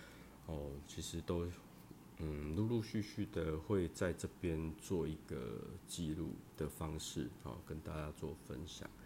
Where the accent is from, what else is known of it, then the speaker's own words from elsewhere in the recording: southern Taiwan, Taiwan; 有些部分我会用国台语双声带，哦，因为我是南部人呐，哦，南部人呐，拢讲台语较济啦。